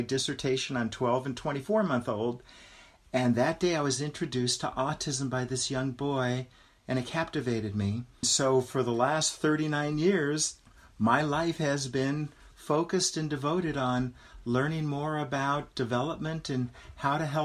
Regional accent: Los Angeles, California, United States; I grew up in West Los Angeles

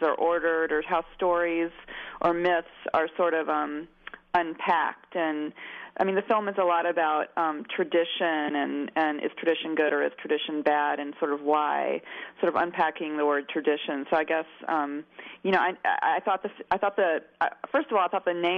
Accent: Mobile, Alabama, United States; when you're a kid growing up in Mobile

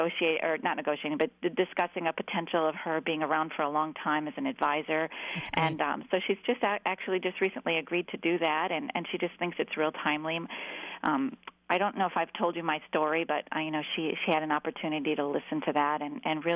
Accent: Midwest, United States; I'm from the Northwest, the Midwest

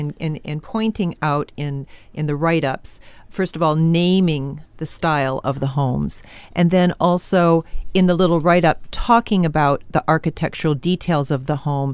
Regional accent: Michigan, United States; moved away as an adult; now in California, United States; I'm a Michigan girl

